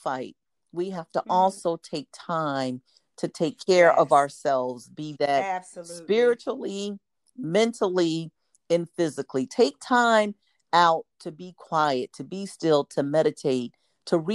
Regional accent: United States; how we want to show up as American citizens, how we want to show up as African American citizens

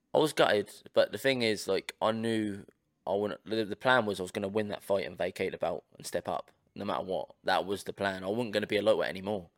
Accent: Portsmouth, South East England, United Kingdom; we're, we're from Portsmouth, we're from Ports of England

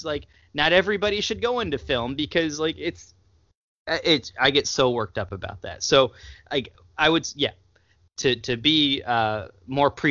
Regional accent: United States; as an American

